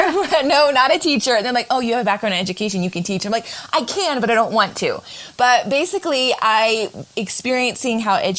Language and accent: English; North Carolina, United States; also born or lived in Florida; I was born in Florida, but I always tell people I moved around a lot for my dad's job. And so I spent most of my life growing up in North Carolina. So when people ask me, I say North Carolina, but I am a Florida baby.